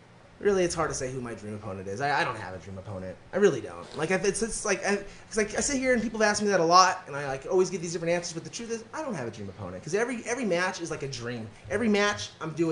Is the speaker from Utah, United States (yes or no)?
yes; Utah, United States; moved away; I grew up in Utah for a few years